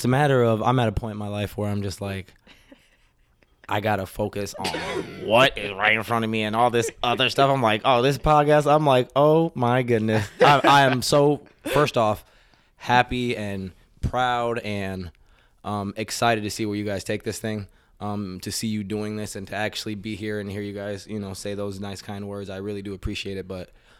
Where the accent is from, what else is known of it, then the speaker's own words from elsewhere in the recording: Florida, United States; moved away as an adult; also born or lived in North Carolina / Queens, New York; now in Minnesota, United States; I was in Florida since I was three. Okay. Three until I left college.